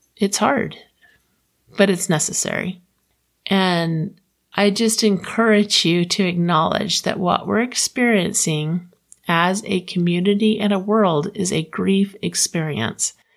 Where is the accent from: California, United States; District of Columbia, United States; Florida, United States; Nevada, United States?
Florida, United States; now in Utah, United States; I'm from Florida